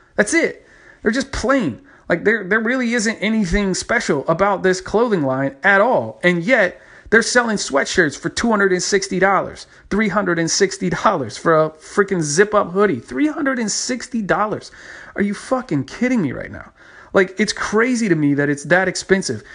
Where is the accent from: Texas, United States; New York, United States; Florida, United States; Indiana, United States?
Texas, United States; my home state, Texas